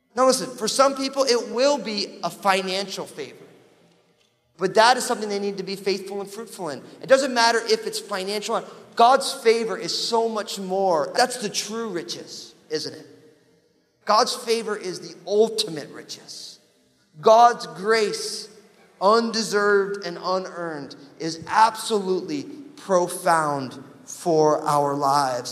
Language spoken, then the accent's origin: English; New Jersey, United States; I am from New Jersey.